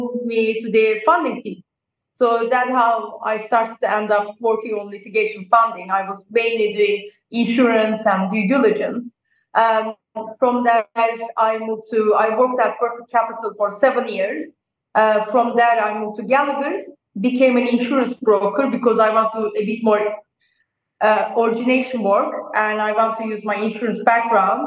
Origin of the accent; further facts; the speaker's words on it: Turkey; moved away as an adult; also born or lived in Nottingham, United Kingdom; now in New York, United States; I'm originally from Turkey